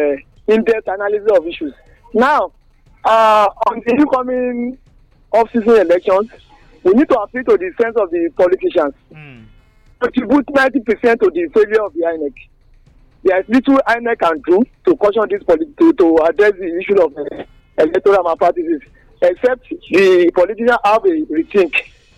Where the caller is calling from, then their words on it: Ilaro, Ogun State, Nigeria; Larry, …, I'm calling from Ilaro.